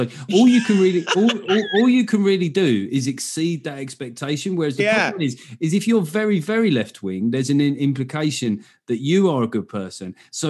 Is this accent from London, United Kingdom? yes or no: yes; London, United Kingdom; accent: South London; Well, it's South London, but yeah, a lot of people think Essex, but yeah, it's South London.